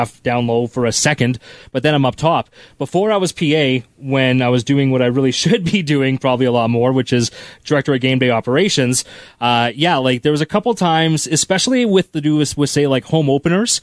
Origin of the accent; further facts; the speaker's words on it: Russell, Manitoba, Canada; also born or lived in Winnipeg, Manitoba / Saskatoon, Saskatchewan; I'm originally from Russell. And then grew up a little bit in Winnipeg for teenage years and then all over the place with broadcasting.